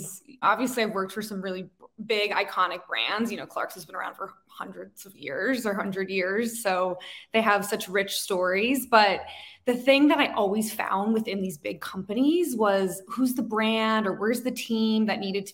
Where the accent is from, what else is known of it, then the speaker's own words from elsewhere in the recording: Chicago, Illinois, United States; moved away; I was in Chicago, which is my hometown. My husband and I both grew up there